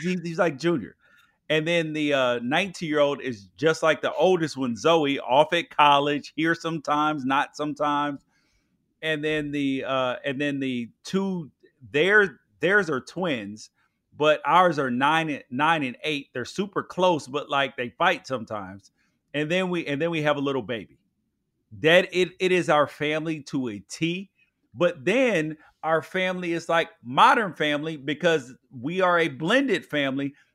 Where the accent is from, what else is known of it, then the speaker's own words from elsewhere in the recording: Memphis, Tennessee, United States; I grew up in Memphis